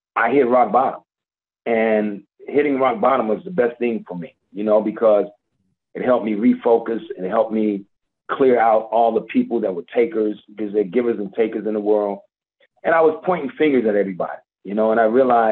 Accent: Washington, District of Columbia, United States; moved away as an adult; now in Atlanta, United States; D.C., and that's my hometown.

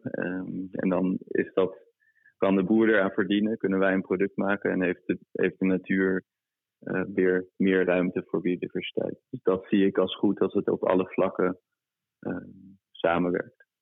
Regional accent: Brittany, France; moved away; ik kom uit Bretagne. Eh, dat is het west, westkust, westpuntje van Frankrijk.

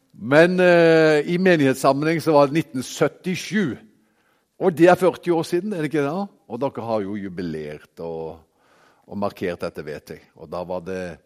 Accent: Haugesund, Rogaland, Norway; now in Kristiansand, Norway; Jeg er jo fra Haugesund opprinnelig, men bor jo i Kristiansand og har bodd der i 20 år nå.

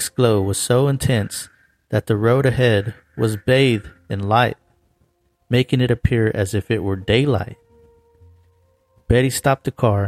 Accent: Houston, Texas, United States; near my hometown, Houston, Texas

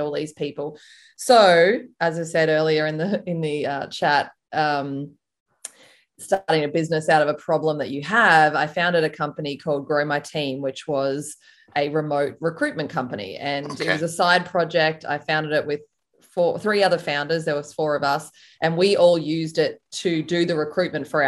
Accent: Melbourne, Victoria, Australia; moved away as an adult; also born or lived in Sydney / United States; I'm from Melbourne in Australia

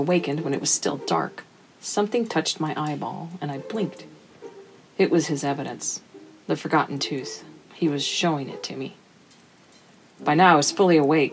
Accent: El Paso, Texas, United States; moved away as an adult; now in Central Texas, United States; my hometown of El Paso

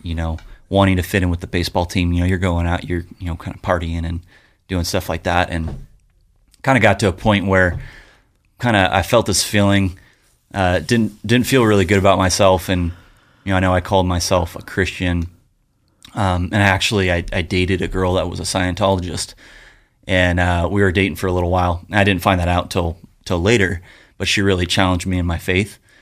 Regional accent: Yorba Linda, California, United States; I grew up in Yorba Linda

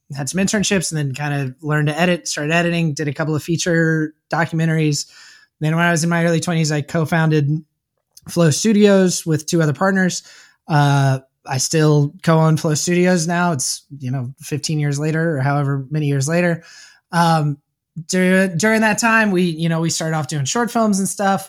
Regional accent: Houston, Texas, United States; moved away as an adult; also born or lived in New York; born and raised in Houston, Texas

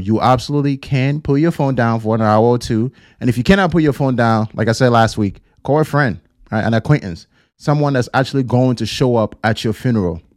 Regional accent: Ghana; born and raised in Ghana

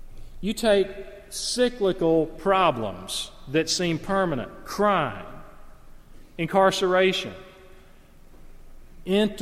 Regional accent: the South, United States; I grew up in the South

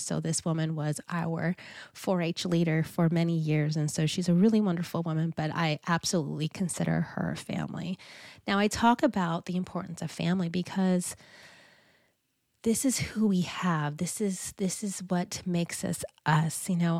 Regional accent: California, United States; now in Pacific Northwest, United States; we got married up in the Pacific Northwest, because this is where we reside. And we are both originally from Southern California.

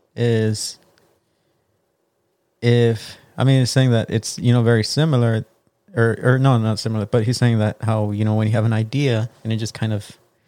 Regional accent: the Rio Grande Valley, Texas, United States; I mean, I'm from the Valley.

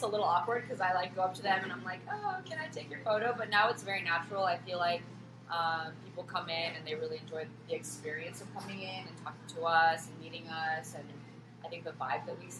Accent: San Gabriel Valley, California, United States; also born or lived in Diamond Bar, California; now in Anaheim, United States; So I grew up in San Gabriel Valley, and then kind of like moved to Diamond Bar. Now I live in Orange County, so like really enjoying Costa Mesa

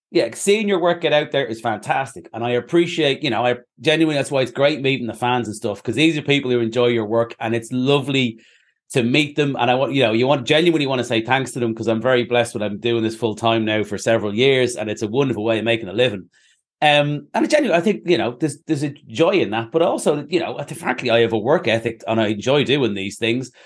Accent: Ireland; now in Manchester, United Kingdom; I'm Irish.

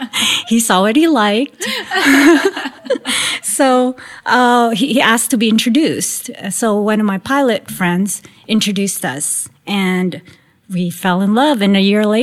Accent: San Dimas, California, United States; also born or lived in Philippines; now in Florida, United States; I grew up in Southern California, specifically in San Dimas, which is east of Pasadena.

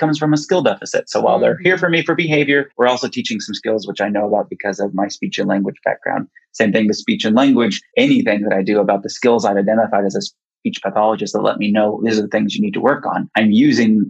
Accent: Kansas City, United States; I moved back to Kansas City, my home state

